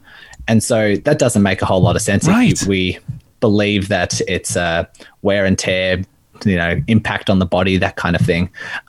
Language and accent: English; Melbourne, Victoria, Australia; I'm from Melbourne, Australia.